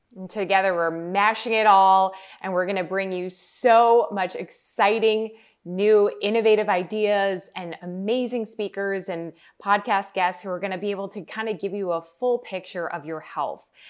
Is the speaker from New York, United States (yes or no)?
yes; New York, United States; I grew up in New York